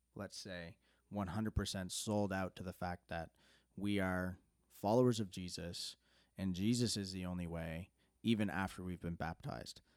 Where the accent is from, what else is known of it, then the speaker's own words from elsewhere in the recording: Canada; growing up in Canada, like, I can remember in high school